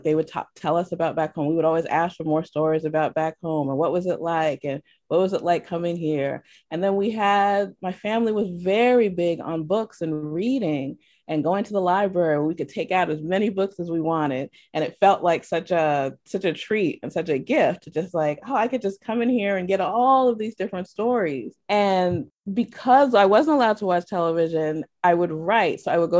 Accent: New York, United States; born there; I was born in New York, and then we just moved all over the place.

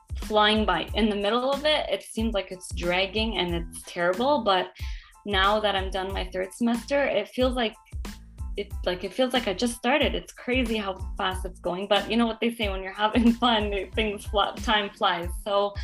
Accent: Ontario, Canada; moved away; I'm from Canada, from Ontario

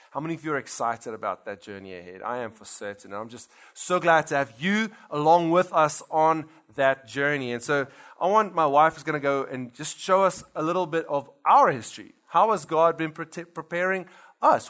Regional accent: South Africa; moved away as an adult; now in Louisiana, United States; we actually come from South Africa.

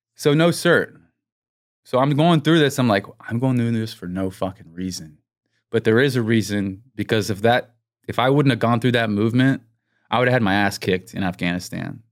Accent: Texas, United States; I'm from Texas

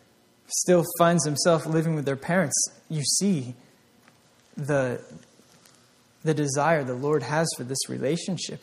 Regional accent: Vermont, United States; I grew up in Vermont, the back roads

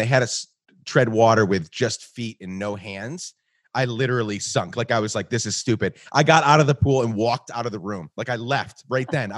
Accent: Guatemala; I grew up in Guatemala

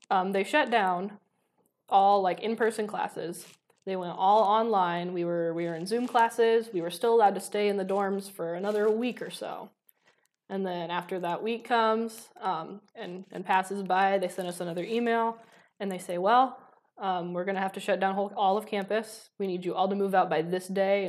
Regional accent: Defiance, Ohio, United States; moved away; I'm from Defiance originally, so I went back there

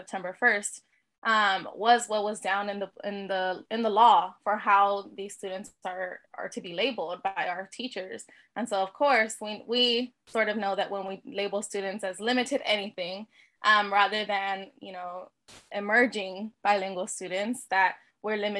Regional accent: Texas, United States; my home state of Texas

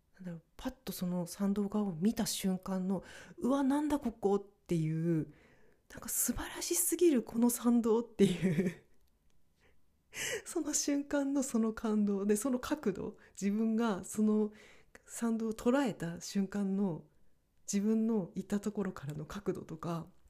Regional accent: northern Japan, Japan; moved away; 北国の出身だからというのもあるのか

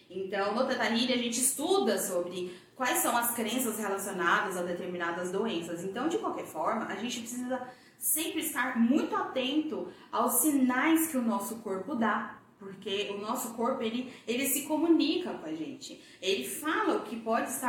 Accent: Goiânia, Goiás, Brazil; moved away as an adult; also born or lived in São Paulo; eu sou goiana e quando eu tinha mais ou menos 22 para 23 anos, eu fui embora de Goiânia, fui embora para São Paulo, fui morar em São Paulo

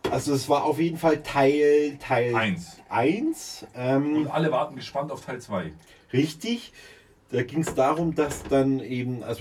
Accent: Munich, Bavaria, Germany; Mhm macht mir als Münchner persönlich Aber jetzt nichts.

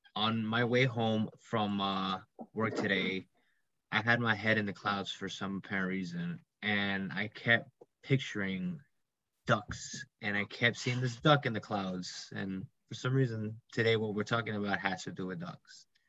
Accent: New York, United States; I'm an IT major um, from New York

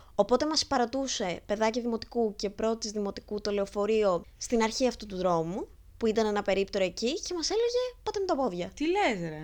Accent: a village near Lamia, Central Greece, Greece; now in Athens, Greece; είμαι από Λαμία

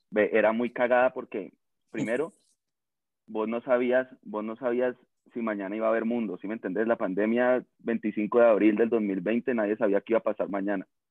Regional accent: Cali, Valle del Cauca, Colombia; caleño, recaleño

